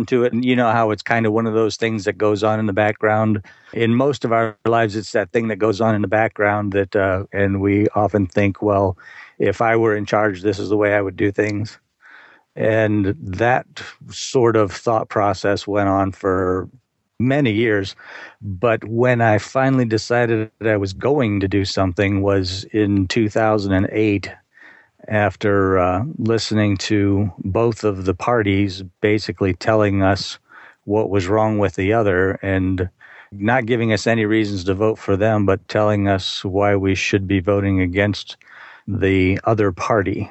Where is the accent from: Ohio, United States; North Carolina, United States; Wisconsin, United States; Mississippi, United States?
Ohio, United States; Sheffield Lake; I grew up in Sheffield Lake, Ohio, which is up on the coast of Lake Erie between Cleveland and Toledo